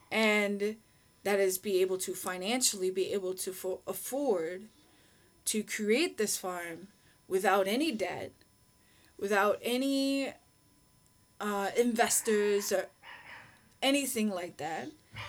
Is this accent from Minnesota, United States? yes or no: yes; Minnesota, United States; moved away as an adult; now in Egypt; I'm Minnesotan, and that's what you do in Minnesotan. Minnesota.